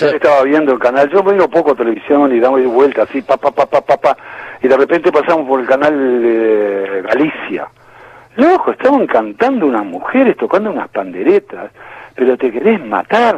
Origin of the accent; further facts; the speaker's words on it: Uruguay; moved away as an adult; also born or lived in New York area, United States / Florida, United States; Fuimos quinteto también con otro uruguayo